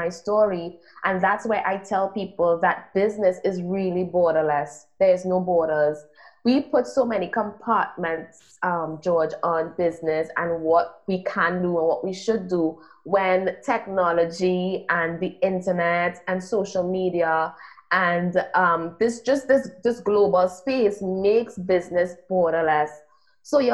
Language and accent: English; Trinidad & Tobago; also born or lived in United States; I'm from Trinidad and Tobago, which is a small island in the Caribbean.